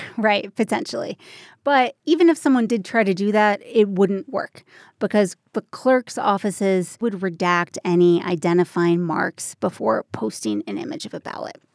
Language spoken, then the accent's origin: English; Minnesota, United States; now in Colorado, United States; It's my home state, the, the great northern state. It's Minnesota